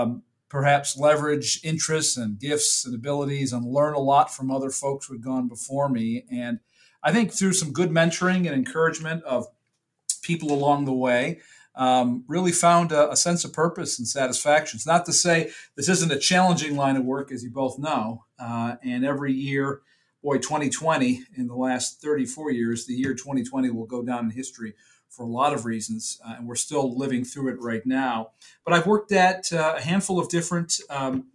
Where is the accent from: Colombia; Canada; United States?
United States; Rochester, New York; moved away as an adult; now in North Carolina, United States; I grew up in Rochester, New York